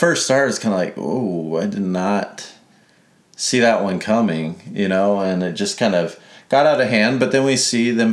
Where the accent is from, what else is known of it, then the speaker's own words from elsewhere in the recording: Biloxi, Mississippi, United States; I was born in Mississippi